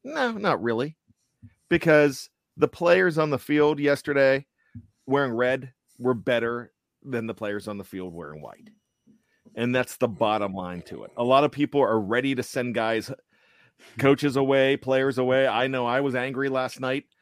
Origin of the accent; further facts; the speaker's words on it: Pennsylvania, United States; also born or lived in West Virginia; now in Maryland, United States; I'm a Maryland res-, resident, born and raised in Pennsylvania, nine years in almost heaven, West Virginia